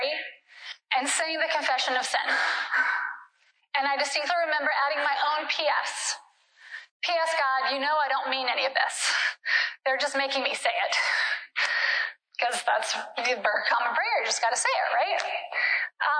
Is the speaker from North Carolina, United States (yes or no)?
yes; Durham, North Carolina, United States; moved away as an adult; also born or lived in Ecuador; I grew up in Durham slash Chapel Hill